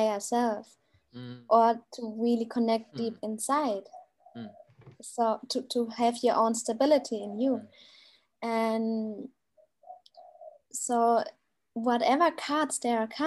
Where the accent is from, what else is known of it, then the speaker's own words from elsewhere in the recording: Germany; now in Bali, Indonesia; I'm from Germany.